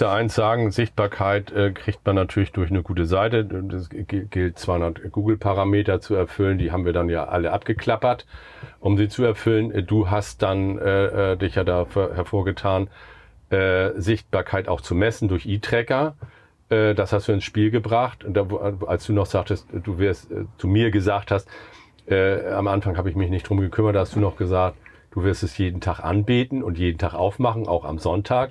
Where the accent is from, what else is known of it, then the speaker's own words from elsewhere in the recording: Buxtehude, Lower Saxony, Germany; wir kommen aus Buxtehude